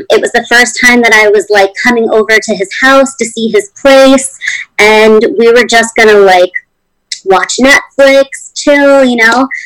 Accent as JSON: {"language": "English", "region": "East Coast", "country": "United States", "said": "I mean, I'm from the East Coast"}